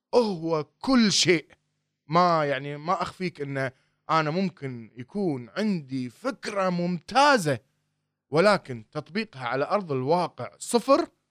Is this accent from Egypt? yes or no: no; Kuwait; احنا هنا عندنا بالكويت